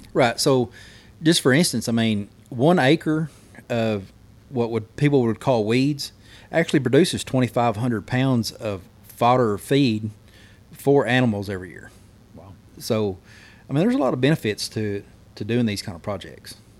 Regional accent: McCurtain County, Oklahoma, United States; I'm from McCartan County

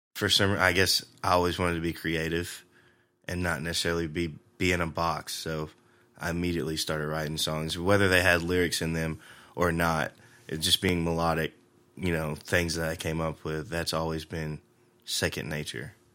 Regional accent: Jackson, Tennessee, United States; moved away as an adult; also born or lived in Lexington, Tennessee; now in Nashville, United States; I grew up in Jackson, spent most of my life there

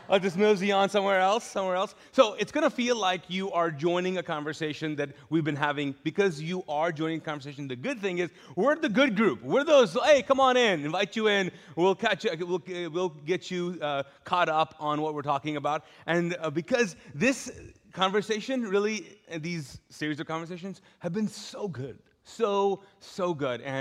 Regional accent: Pakistan; I'm Pakistani, my, my, my, dad was uh, born and raised in Pakistan.

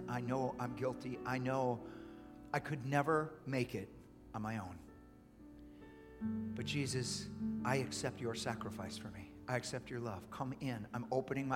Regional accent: United States; as an American

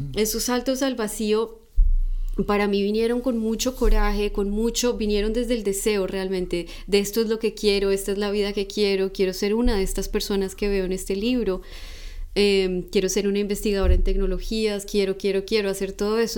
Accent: Colombia; yo soy de Colombia

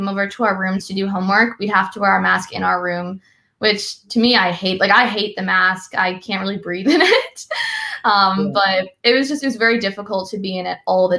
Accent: Massachusetts, United States; I'm from Massachusetts where we don't talk much about the military

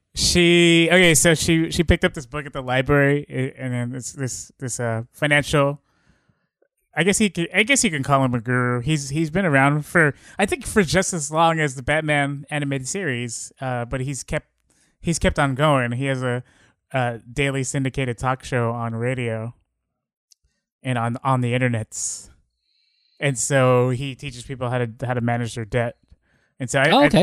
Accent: Bay Area, California, United States; we're we're from the Bay Area

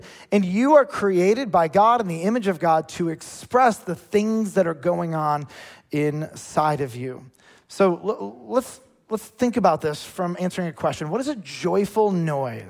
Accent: United States; as American Christians

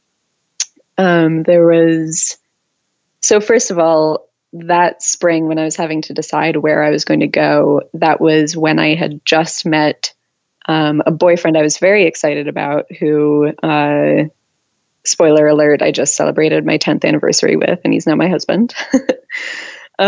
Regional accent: Middlebury, Vermont, United States; now in Columbus, United States; my hometown of Middlebury, Vermont

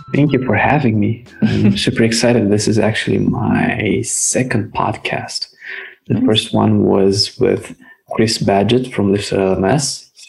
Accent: Romania; we're from Romania

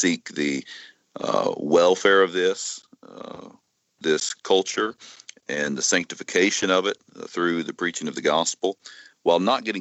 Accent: United States; as an American

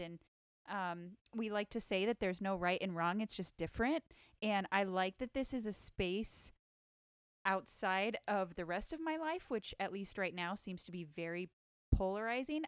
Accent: rural Northern California, United States; moved away as an adult; I grew up in rural Northern California where it was very monocultural

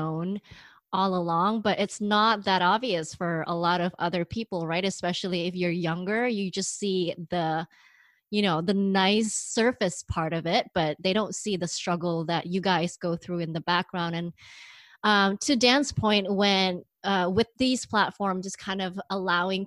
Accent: Indonesia; moved away; when I was growing up, I grew up in Indonesia

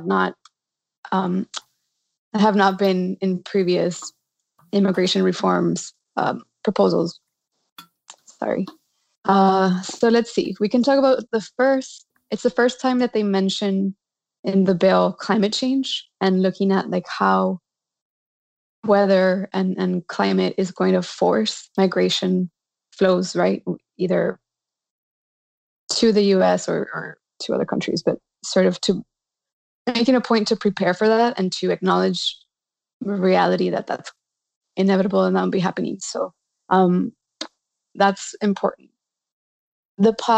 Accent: Mexico; now in New York, United States; I am originally from Mexico

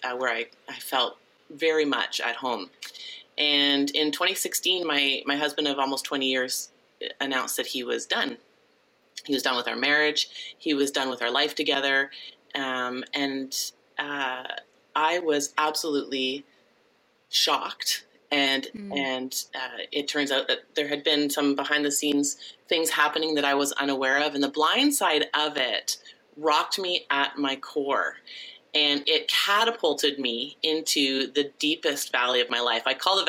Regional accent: Ontario, Canada; moved away as an adult; also born or lived in British Columbia / Abbotsford; I grew up here in Ontario

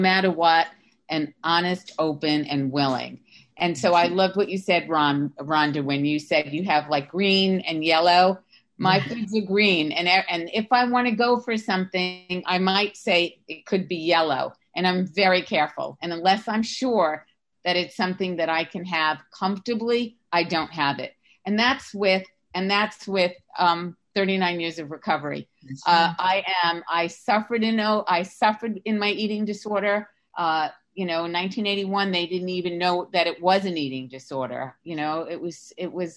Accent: New York, United States; now in Sarasota, United States; I'm from New York. Right now I'm living in Sarasota, Florida

